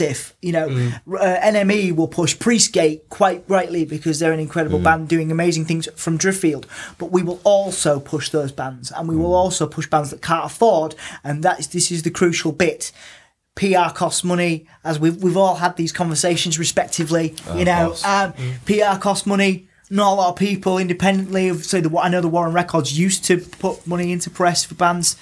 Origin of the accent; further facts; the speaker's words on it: Hull, Yorkshire and the Humber, United Kingdom; I'm from Hull